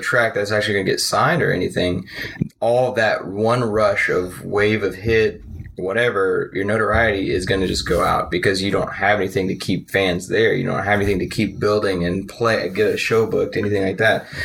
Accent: Arlington and Mesquite, Dallas area, Texas, United States; born or raised there; also born or lived in New Orleans, Louisiana

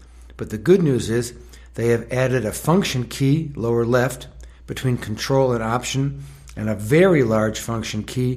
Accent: Tucson, Arizona, United States; I live in Tucson, Arizona

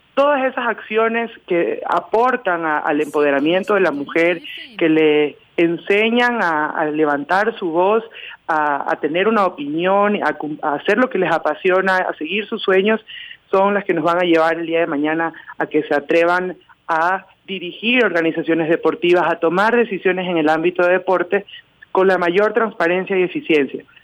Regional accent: Manabí, Ecuador; also born or lived in Quito; Primero representé a mi provincia, yo soy de Manabí

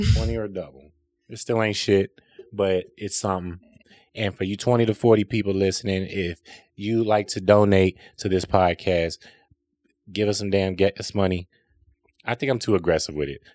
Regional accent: South Holland, Illinois, United States; I grew up in South Holland

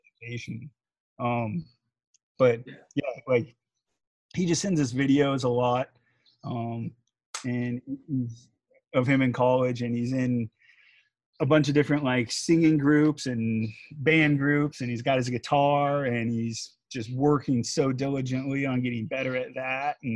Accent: United States; being American

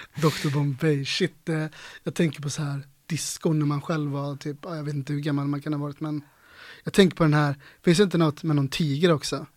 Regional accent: Ulricehamn, Västra Götaland, Sweden; jag är uppvuxen i Ulricehamn

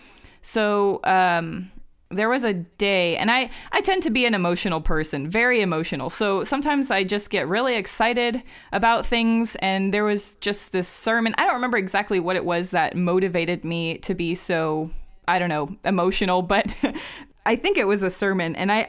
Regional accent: Dallas, Texas, United States; also born or lived in Brazil; I have grown up in Dallas, Texas, and I've lived there pretty much all my life except for a brief stint in Brazil when I got married. So we had come back to America, come back to my hometown of Dallas, Texas

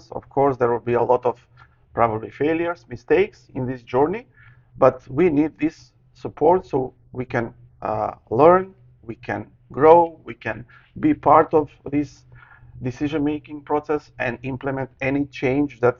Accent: North Macedonia; English is a second language; I, I come from Macedonia, ex mm-hmm. part of Yugoslavia

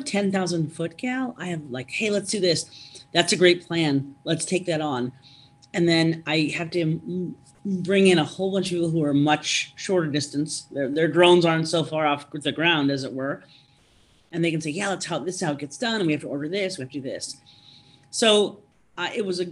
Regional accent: Omaha, Nebraska, United States; moved away; also born or lived in Minnesota; I'm from Omaha originally

